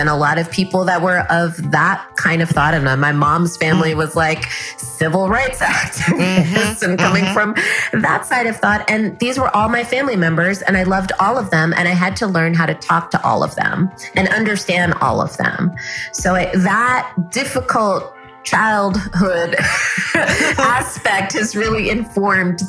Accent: New York City, New York, United States; grew up in New York City, and my dad's family is all in California. So I grew up with my mom's family because my mom's a New York girl. We were all born in the Bronx

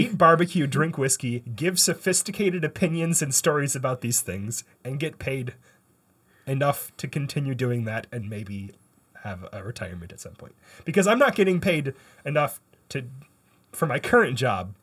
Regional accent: Canada; I'm a Canadian

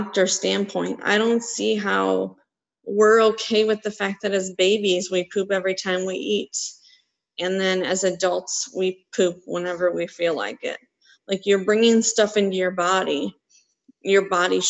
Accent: Wisconsin, United States; I grew up in Wisconsin

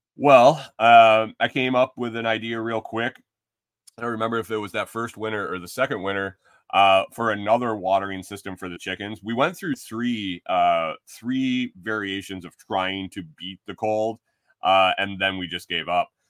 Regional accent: Western New York, United States; moved away as an adult; also born or lived in Minnesota; growing up in Western New York

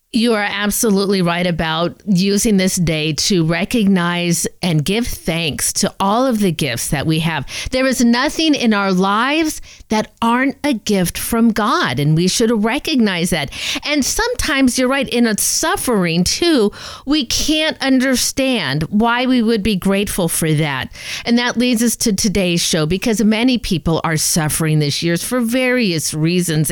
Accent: Southern California, United States; I'm a SoCal girl myself

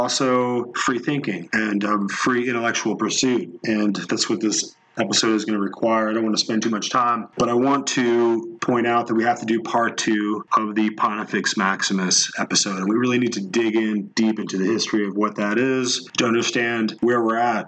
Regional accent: United States; we're quintessential American people

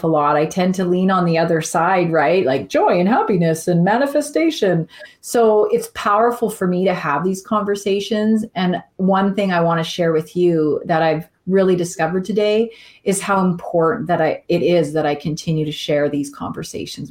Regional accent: Canada; I am Canadian

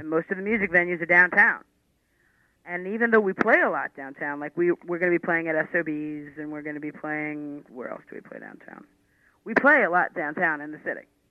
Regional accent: New York City, New York, United States; When you're from Queens and Brooklyn, you, you pronounce things wrong

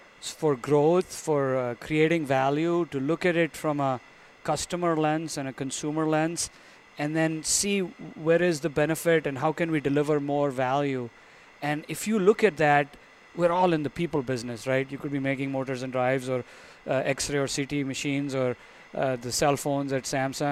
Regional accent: India; moved away as an adult; I was born and raised in India. I came here for graduate school

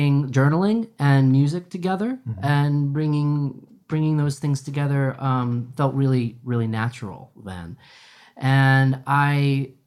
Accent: Shelburne Falls, Massachusetts, United States; moved away as an adult; now in Holyoke, United States; Kelly and I both grew up in a small town called Shelburne Falls

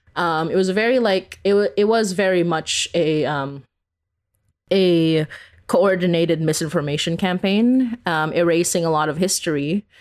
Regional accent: Philippines; now in Canada; growing up in the Philippines

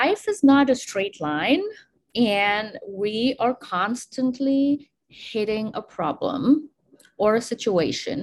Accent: India; I grew up in India

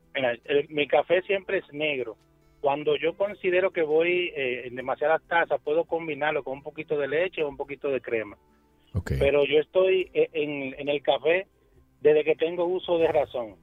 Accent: Santiago de los Caballeros, Cibao, Dominican Republic; yo soy de Santiago, soy de Cibao

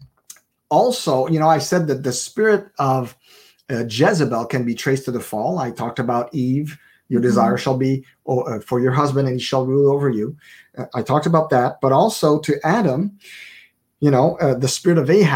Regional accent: Montreal, Quebec, Canada; I was born in Montreal, born and raised there

